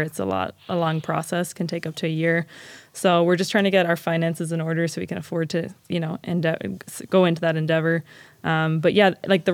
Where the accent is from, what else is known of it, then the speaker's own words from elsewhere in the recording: Ireland; moved away as an adult; also born or lived in Claremore, Oklahoma; now in Ogden, United States; growing up in Ireland, there was never anything like skateboarding